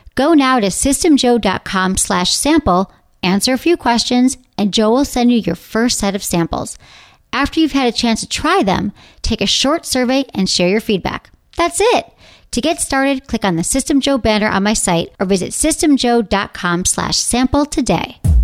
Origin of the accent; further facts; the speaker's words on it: Detroit, Michigan, United States; moved away; also born or lived in San Francisco; from my home, my hometown.